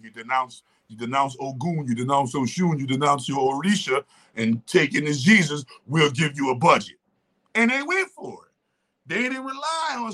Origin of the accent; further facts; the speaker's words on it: New Orleans, Louisiana, United States; my New Orleans roots